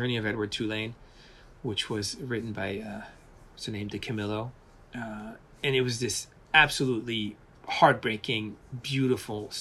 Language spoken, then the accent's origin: English; Paris, Île-de-France, France; moved away; also born or lived in Portland; I was brought up in Paris